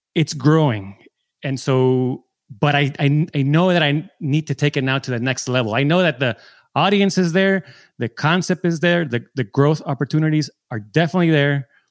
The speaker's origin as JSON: {"language": "English", "town": "San Diego", "region": "California", "country": "United States", "said": "I'm from San Diego."}